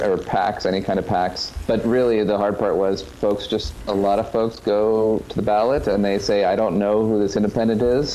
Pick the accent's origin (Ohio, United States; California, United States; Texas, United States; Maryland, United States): Maryland, United States; also born or lived in Virginia; I was born in Virginia, but when I was three, we moved to Maryland. And other than when I'm living abroad or going to seminary, it's been Maryland all the way.